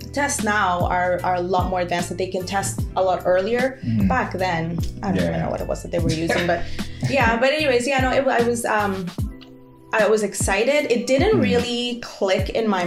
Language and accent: English; El Salvador; now in Canada; my experience growing up in El Salvador is very different than like a lot of people would have growing up here in Canada